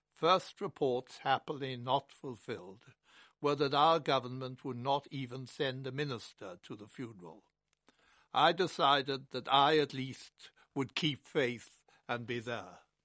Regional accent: Ireland; Unlike many Irish children of my generation, I was brought up to admire Winston Churchill

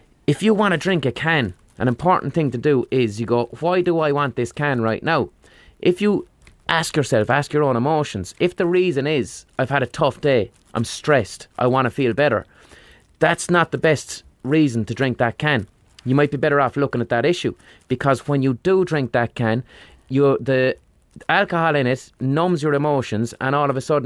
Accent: Limerick, Munster, Ireland; I grew up in Limerick, which is a mad rugby town

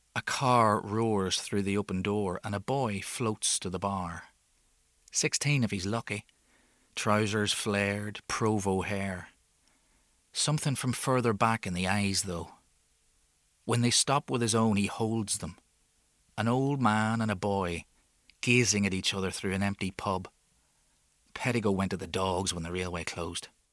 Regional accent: Enniskillen, Northern Ireland, United Kingdom; I'm an author from Inniskillen

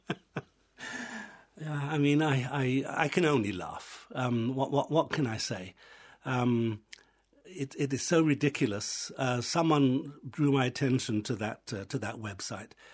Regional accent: England, United Kingdom; moved away as an adult; also born or lived in Israel; now in Ireland; I was raised in England, I was educated in England, finished my university studies there

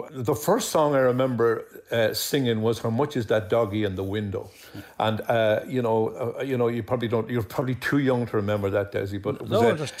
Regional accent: Dublin, Leinster, Ireland; also born or lived in Ballyshannon; I was born in Hollis Street Hospital because my mum was a dub. She lived in a place called 22 Effer Road in Rap Mines in Dublin.

